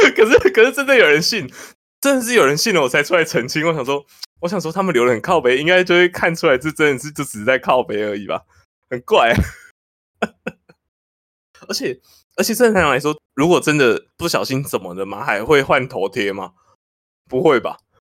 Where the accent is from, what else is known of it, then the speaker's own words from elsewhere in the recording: Taipei, Taiwan; 我们台北人比较，邻里之间比较冷漠一点